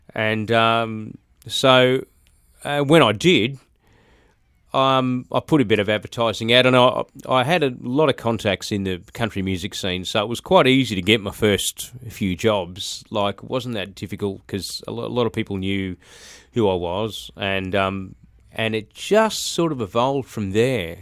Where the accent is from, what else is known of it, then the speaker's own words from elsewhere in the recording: Brisbane, Queensland, Australia; I grew up in Brisbane, um, in a place called Birkdale, which is on the sort of south side of Brisbane